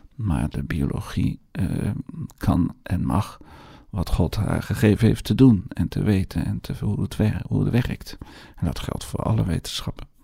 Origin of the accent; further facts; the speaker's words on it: Netherlands; accent: Hollands; mijn Hollands accent